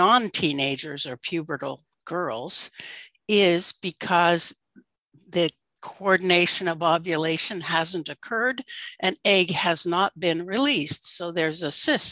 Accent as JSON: {"language": "English", "region": "Alaska", "country": "United States", "tie": "born or raised there", "said": "I grew up in Alaska in fishing villages"}